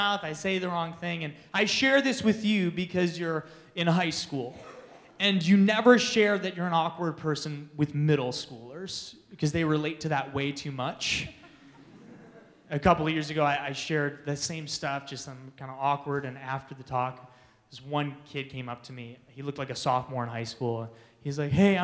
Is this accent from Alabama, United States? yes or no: no; Manitowoc, Wisconsin, United States; moved away as an adult; now in Phoenix, United States; Specifically, I'm from a town called Manitowoc, Wisconsin